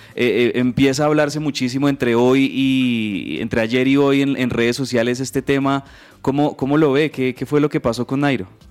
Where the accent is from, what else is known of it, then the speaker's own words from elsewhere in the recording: Colombia; aquí en, Colombia